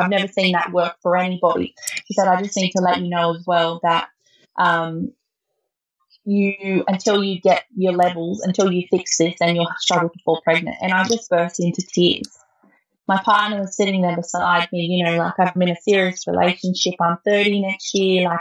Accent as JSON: {"language": "English", "town": "Lithgow", "region": "New South Wales", "country": "Australia", "tie": "born or raised there", "moved": "yes", "lives_now": "Gunnedah, Australia", "said": "I grew up in Lithgow, which is in the Blue Mountains, and that's where all my family is down there"}